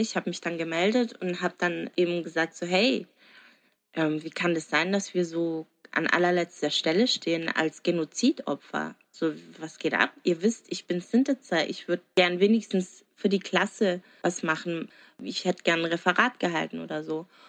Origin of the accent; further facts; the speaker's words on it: Germany; aus Deutschland